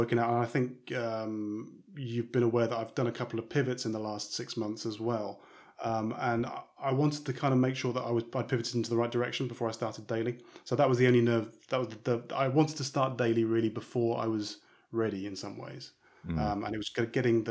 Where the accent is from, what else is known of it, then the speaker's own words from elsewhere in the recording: United Kingdom; now in Amsterdam, Netherlands; I'm British originally, and I do software development stuff.